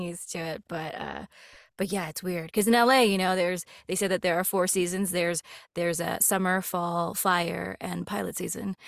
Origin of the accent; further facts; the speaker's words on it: Los Angeles, California, United States; moved away; also born or lived in Colorado; I grew up in L